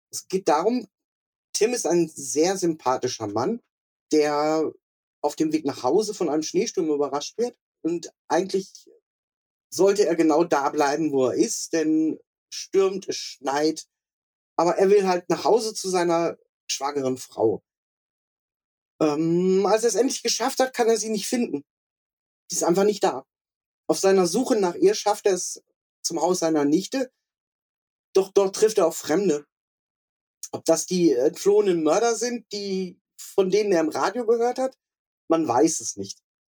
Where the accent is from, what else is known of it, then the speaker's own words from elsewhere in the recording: West Germany, Germany; für mich so als Westdeutsche